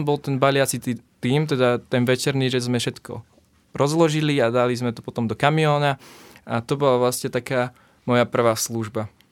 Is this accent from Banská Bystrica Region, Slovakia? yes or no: yes; Nová Baňa, Banská Bystrica Region, Slovakia; ja som z Novej Bane